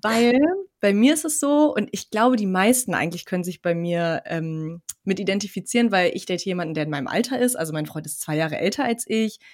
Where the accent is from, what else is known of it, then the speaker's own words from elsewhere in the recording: Turkey; ich bin ja Türkin